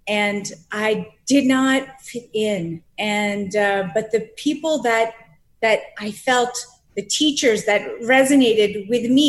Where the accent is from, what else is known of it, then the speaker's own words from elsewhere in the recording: Boston, Massachusetts, United States; I am from Boston, Massachusetts.